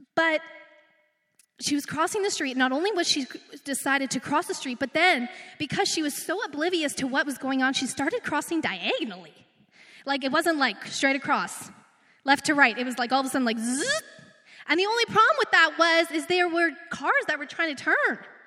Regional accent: Redwater, Alberta, Canada; also born or lived in Edmonton, Canada; now in Beaumont, Canada; I'm like small town girl. I'm, I came from Redwater. Then I lived on the north side of Edmonton to go to school.

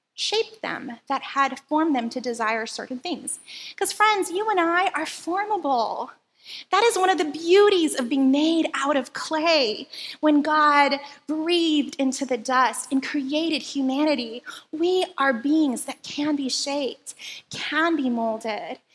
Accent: Philippines; now in Hawaii, United States; where I grew up in the Philippines

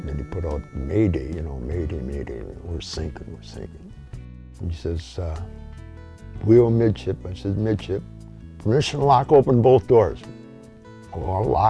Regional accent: Rogers City, Michigan, United States; I was born in Rogers City, youngest of the family of six

